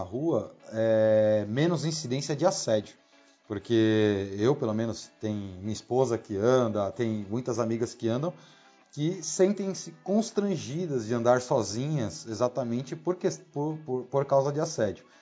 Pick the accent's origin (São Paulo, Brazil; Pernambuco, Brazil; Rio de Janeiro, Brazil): São Paulo, Brazil; somos aqui de São Paulo